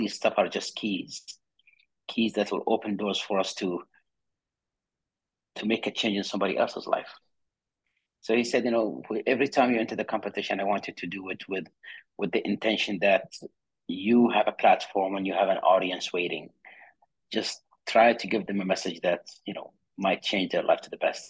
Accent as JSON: {"language": "English", "country": "Saudi Arabia", "tie": "born or raised there", "said": "I was born and raised in Saudi Arabia in a small town on the south side"}